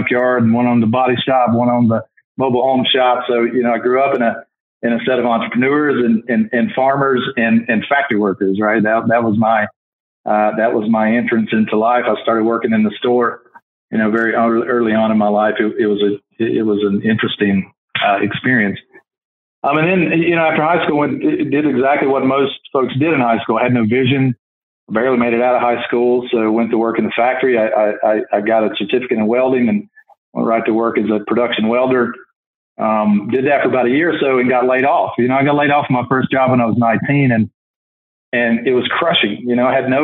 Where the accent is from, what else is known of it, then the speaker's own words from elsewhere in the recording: Galax, Virginia, United States; moved away as an adult; now in Asheville, United States; Galax is my hometown, still my hometown, my heart. I've been in Asheville since the late 90s or so